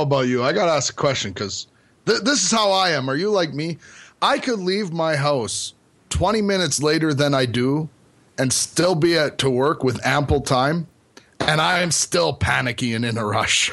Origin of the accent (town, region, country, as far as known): Canada; born or raised there